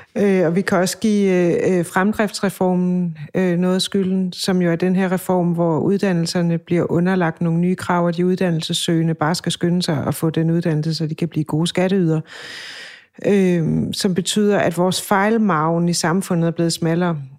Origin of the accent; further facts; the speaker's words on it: Funen, Southern Denmark, Denmark; moved away; hjemme på Fyn